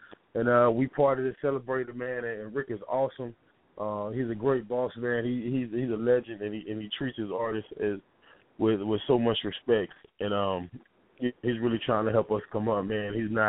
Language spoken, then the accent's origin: English; Omaha, Nebraska, United States; also born or lived in Tampa, Florida / Bay Area, California; But yeah, I'm from the Midwest. You know what I'm saying? Born in the hometown of Malcolm X, Omaha, Nebraska. Also raised some in the South, Tampa, Florida. I lived in the Bay on the West Coast.